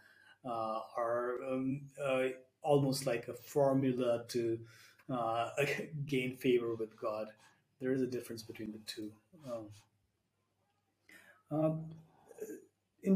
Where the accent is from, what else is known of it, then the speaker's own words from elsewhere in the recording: India; as an Indian myself